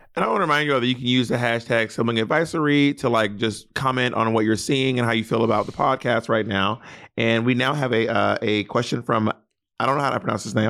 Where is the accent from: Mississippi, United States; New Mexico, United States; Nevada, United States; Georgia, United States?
Mississippi, United States; I'm from Mississippi